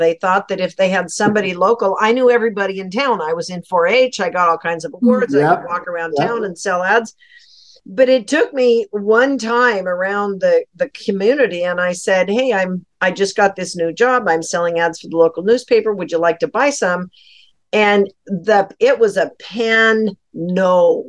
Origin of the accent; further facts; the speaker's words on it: Colville, Washington, United States; I grew up in Colville, Washington